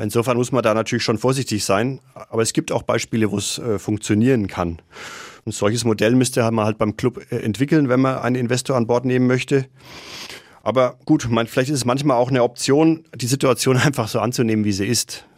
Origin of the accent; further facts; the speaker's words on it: Nuremberg, Bavaria, Germany; also born or lived in Krems, Austria; Ich bin ein Nordstadtkind, also ich bin tatsächlich auch in Nürnberg geboren und aufgewachsen